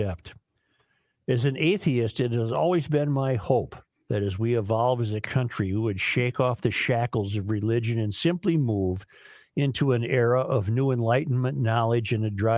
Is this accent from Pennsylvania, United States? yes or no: no; Minnesota, United States; I've enjoyed being a Minnesotan